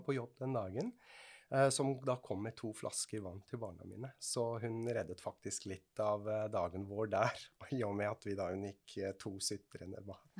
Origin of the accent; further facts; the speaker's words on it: Switzerland; now in Norway; Jeg er fra Sveits.